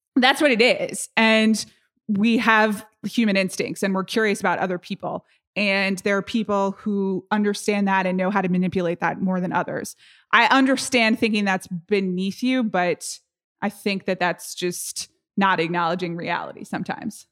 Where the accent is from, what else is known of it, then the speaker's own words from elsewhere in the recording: United States; I'm really American